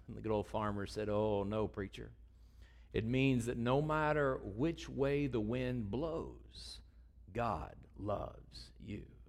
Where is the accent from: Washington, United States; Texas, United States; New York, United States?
Texas, United States; I'm from Texas